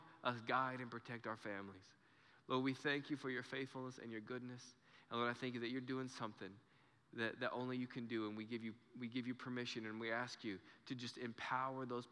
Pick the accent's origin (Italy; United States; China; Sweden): United States; Clovis, New Mexico; We're from Clovis